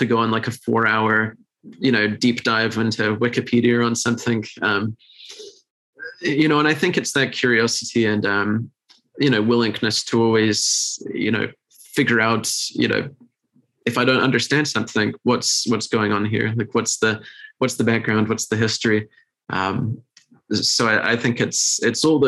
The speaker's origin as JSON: {"language": "English", "country": "United Kingdom", "said": "being British"}